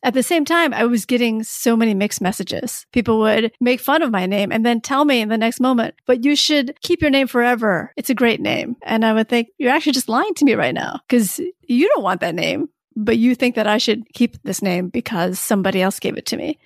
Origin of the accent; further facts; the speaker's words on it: Michigan, United States; also born or lived in Saigon, Vietnam; I was born in Saigon, and that's technically where I'm from, although my family left Saigon as refugees in nineteen seventy-five when I was a baby, and then I did grow up in Michigan